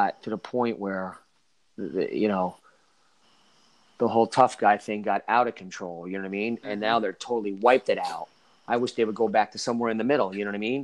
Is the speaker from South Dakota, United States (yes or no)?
no; New Jersey, United States; I'm from Jersey